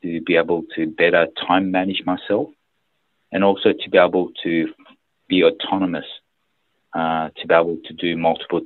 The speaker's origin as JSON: {"language": "English", "town": "Sydney", "region": "New South Wales", "country": "Australia", "tie": "born or raised there", "also_born_or_lived": "Busan, South Korea", "said": "I was born in Busan in South Korea. My father was posted by the company in Korea to look after the Australia office. And so my family, my mother and my younger brother moved over."}